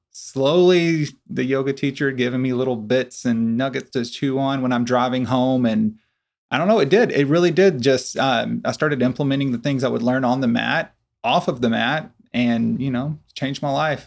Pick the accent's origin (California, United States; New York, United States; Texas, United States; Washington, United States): Texas, United States; Corsicana; I'm originally from Corsicana as well.